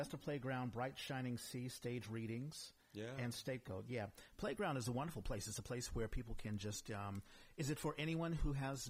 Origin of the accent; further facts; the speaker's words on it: East Coast, United States; now in San Francisco Bay Area, United States; I'm originally from the East Coast